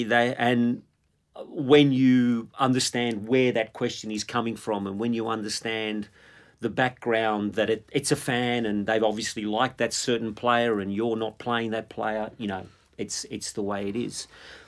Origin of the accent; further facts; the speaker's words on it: Melbourne, Victoria, Australia; growing up in Melbourne